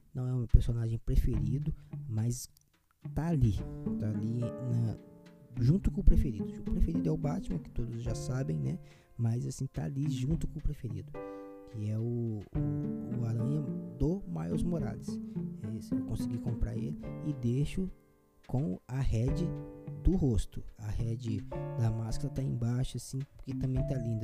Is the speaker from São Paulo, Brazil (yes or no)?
no; interior of Rio de Janeiro, Brazil; eu sou do interior do Rio